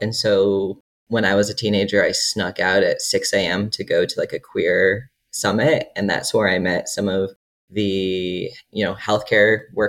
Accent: Georgia, United States; moved away as an adult; now in Utah, United States; So I grew up in Georgia, actually, but my family is from the Midwest. Both my parents grew up on farms.

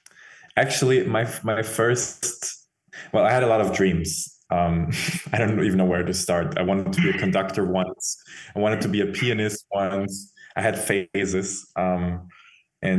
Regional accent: Vienna, Austria; From Vienna.

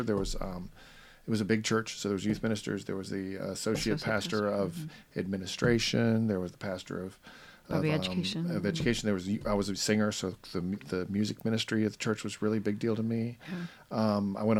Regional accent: Roswell, Georgia, United States; I was raised in Atlanta, Georgia, or north of Atlanta, in a little town called Roswell, and I was really proud of that town.

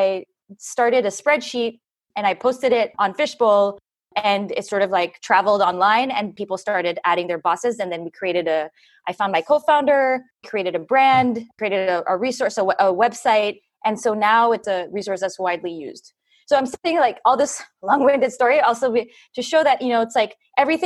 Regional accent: France; also born or lived in Philippines; now in United States; I'm half Filipino and also from France

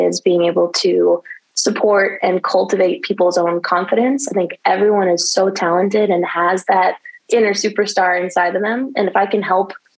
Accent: Bay Area, California, United States; also born or lived in Los Angeles; I grew up dancing here in the Bay Area

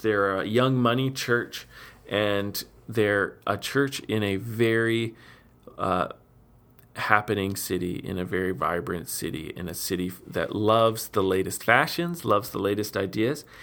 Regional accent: Steinbach, Manitoba, Canada; my hometown, Steinbeck

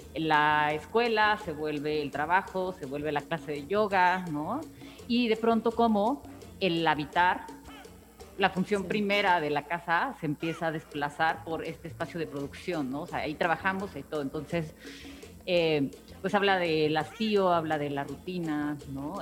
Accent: Oaxaca, Mexico; moved away as an adult; now in Mexico City, Mexico; ya soy más chilanga que oaxaqueña

